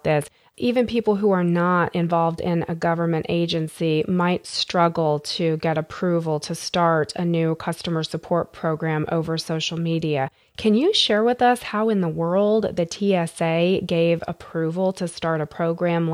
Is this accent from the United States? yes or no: yes; United States; as a United States citizen, as an American citizen